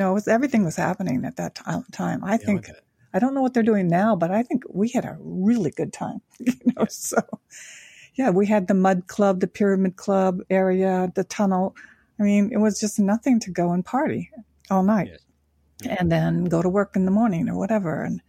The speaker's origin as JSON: {"language": "English", "region": "Tokyo", "country": "Japan", "tie": "born or raised there", "said": "Now, I was born in Japan after the Korean War. My father was in the military, met my Japanese mother there. And throughout my life, I grew up in Tokyo during the Vietnam War."}